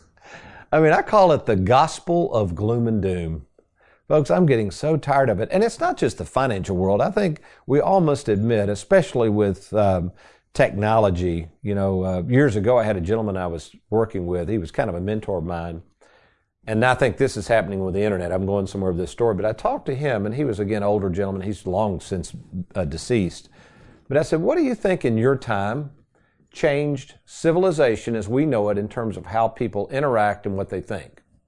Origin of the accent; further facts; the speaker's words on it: Lexington, Kentucky, United States; where I grew up in Lexington